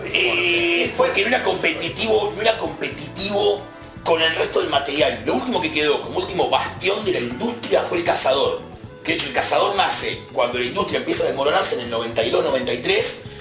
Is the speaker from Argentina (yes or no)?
yes; Argentina; Somos argentinos